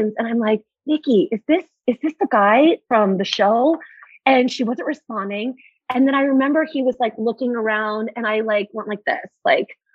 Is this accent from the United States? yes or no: yes; Santa Barbara, California, United States; moved away as an adult; also born or lived in Charleston; Santa Barbara, where I live, my hometown